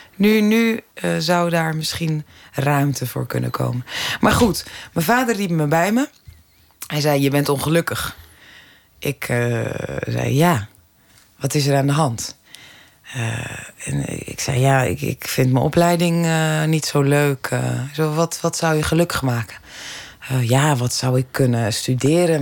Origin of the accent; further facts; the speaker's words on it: Zaandam, North Holland, Netherlands; also born or lived in Amsterdam; ik ben in Amsterdam geboren, in Zaandam opgegroeid